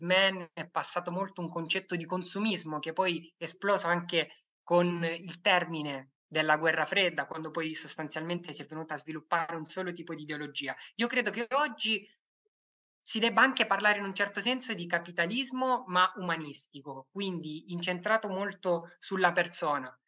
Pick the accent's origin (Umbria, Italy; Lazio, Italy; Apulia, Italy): Apulia, Italy; Lecce; Io vengo, io vengo da Lecce